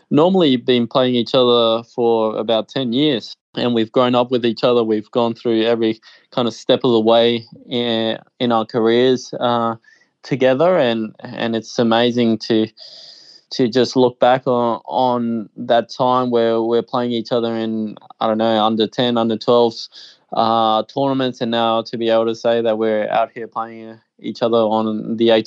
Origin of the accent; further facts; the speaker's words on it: Australia; born there; I was born in Australia. I I really have always felt Australian